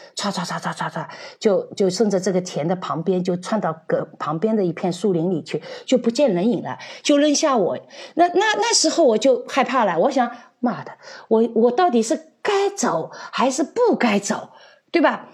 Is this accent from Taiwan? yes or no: no; China; now in Czech Republic; 因为我们中国人基本上是不拥有持枪持枪证的